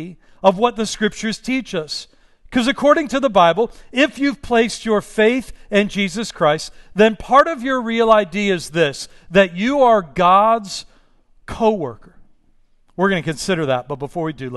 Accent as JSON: {"language": "English", "town": "Pittsburgh", "region": "Pennsylvania", "country": "United States", "moved": "yes", "lives_now": "Los Angeles, United States", "said": "I'm from Pittsburgh"}